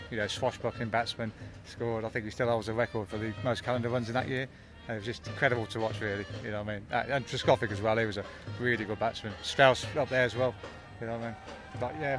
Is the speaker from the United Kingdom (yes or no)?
yes; Northampton, East Midlands, United Kingdom; I'm from Northampton.